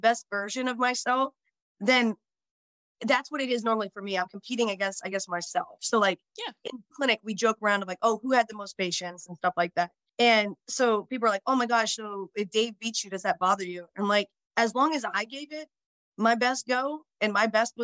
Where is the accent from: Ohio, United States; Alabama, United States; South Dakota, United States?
Ohio, United States; Northeast; now in Washington, United States; I'm from Northeast Ohio